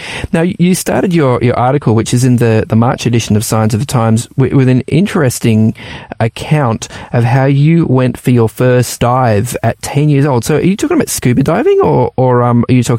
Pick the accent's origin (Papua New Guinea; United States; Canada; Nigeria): Papua New Guinea; And I also remember growing up in the Papua New Guinea as well, some incredible reefs out there in the Pacific Islands.